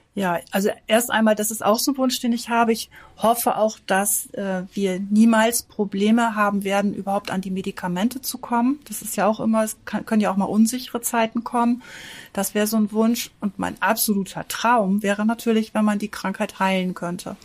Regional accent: Northern Germany, Germany; bei uns im Norden

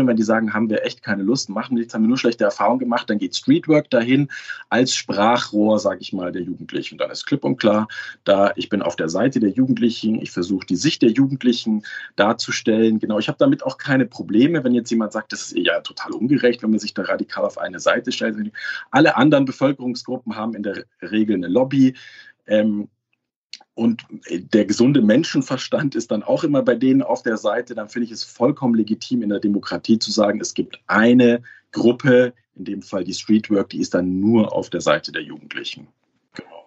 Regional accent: Munich, Bavaria, Germany; ich komme ja aus München

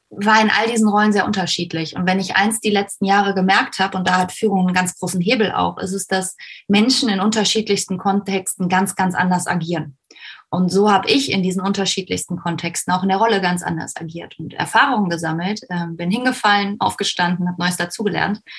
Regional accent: Koblenz, Rhineland-Palatinate, Germany; ich bin 31, ich komme aus Koblenz

